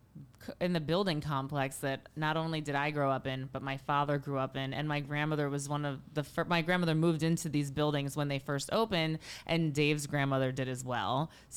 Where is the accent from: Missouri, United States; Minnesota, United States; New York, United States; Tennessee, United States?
New York, United States; New York City; we're from New York non-fancy.